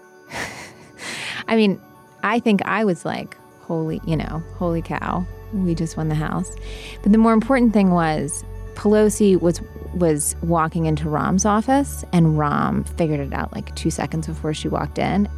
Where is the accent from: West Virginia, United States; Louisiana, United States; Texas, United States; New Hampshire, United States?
West Virginia, United States; I'm from West Virginia